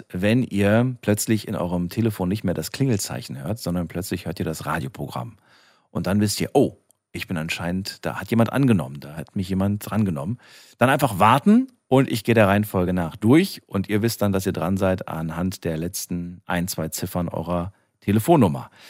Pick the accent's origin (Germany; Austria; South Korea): Germany; Frankfurt, Hesse; wir kommen beide aus Frankfurt und wir heißen beide ….